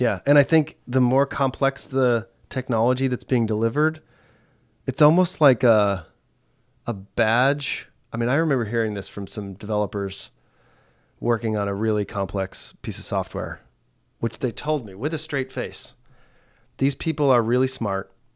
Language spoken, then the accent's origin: English; United States; I grew up in the States